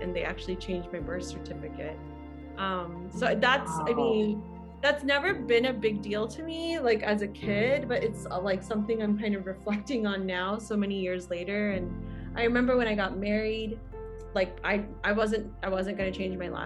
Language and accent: English; Georgia, United States; also born or lived in Jackson, Mississippi / Portland, Oregon / Cedarburg, Wisconsin; I grew up in the South. I was born and raised in Georgia.